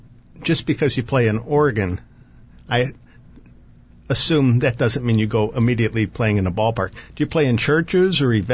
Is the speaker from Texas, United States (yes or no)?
no; St. Louis, Missouri, United States; I grew up in St. Louis.